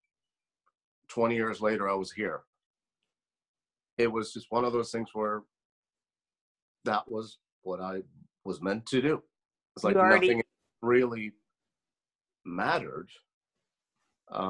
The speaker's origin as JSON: {"language": "English", "country": "Sweden", "tie": "born or raised there", "moved": "yes", "said": "I grew up in Sweden in a semi-small town"}